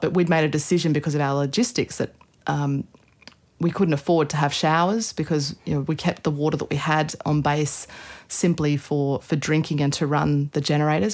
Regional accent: Australia; Anna Australi means I'm Australian

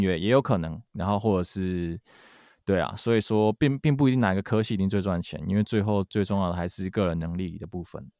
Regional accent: Kaohsiung, Taiwan; moved away as an adult; also born or lived in Boston, United States; 我从小都是在读古典，都是在古典音乐班，然后。嗯哼啊、呃，一直读到雄中音乐班毕业

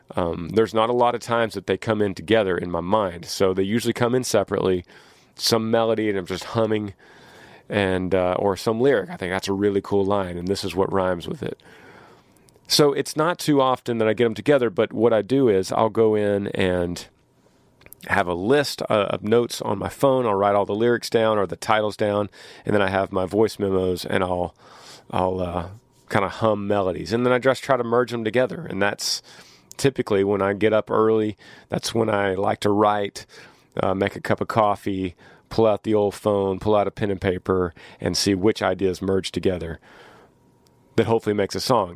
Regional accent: Austin, Texas, United States; we're from Austin, Texas

